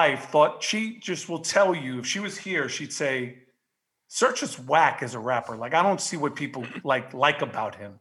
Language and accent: English; New York City, New York, United States; moved away; I'm a Jew from Queens.